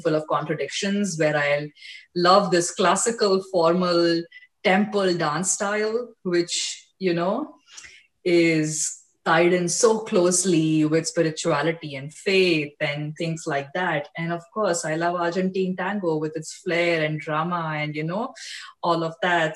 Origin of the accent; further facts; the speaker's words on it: India; moved away as an adult; now in United States; i was born and raised in India